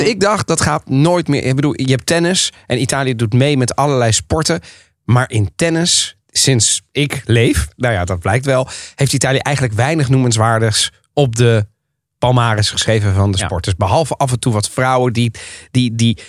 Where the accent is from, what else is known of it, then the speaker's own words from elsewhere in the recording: The Hague, South Holland, Netherlands; toen ik als Haagse jongen